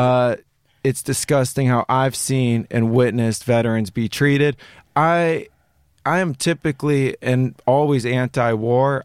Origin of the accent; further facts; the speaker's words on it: Los Angeles, California, United States; born and raised in Los Angeles, I went to a private school.